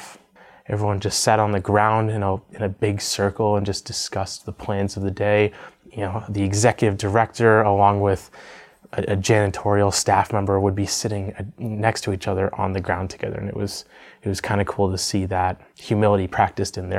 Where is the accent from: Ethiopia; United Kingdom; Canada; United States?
United States; East Coast; moved away as an adult; now in Montana, United States; to move here from where I grew up on the East Coast. I had never left the United States in my life.